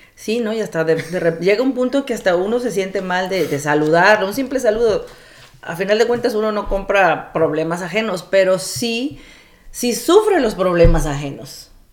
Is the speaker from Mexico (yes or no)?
yes; Coatzacoalcos, Veracruz, Mexico; also born or lived in Ciudad Madero, Tamaulipas; nací en Ciudad Madero, Tamaulipas, criada en Coatzacoalcos, Veracruz y de familia del Istmo de Tehuantepec